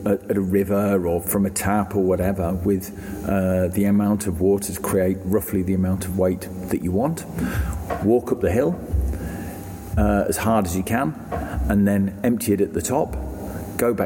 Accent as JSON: {"language": "English", "region": "England", "country": "United Kingdom", "moved": "yes", "lives_now": "Australia", "said": "I'm an Englishman"}